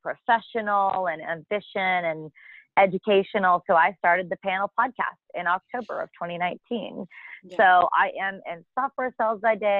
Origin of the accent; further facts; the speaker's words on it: Argyle, Texas, United States; also born or lived in Norman, Oklahoma; now in Dallas, United States; I'm from Argyle, which is a small town about an hour outside of Dallas